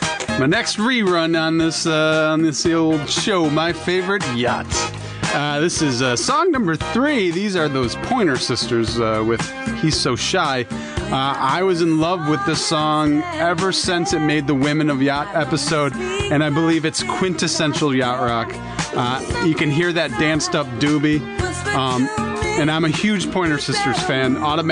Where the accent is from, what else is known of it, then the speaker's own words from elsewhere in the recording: Michigan, United States; We're from Michigan.